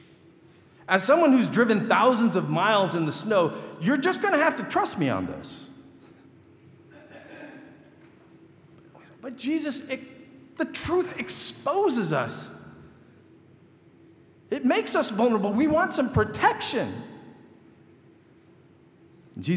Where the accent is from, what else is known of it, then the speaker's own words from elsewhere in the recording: Michigan, United States; moved away; I grew up in Michigan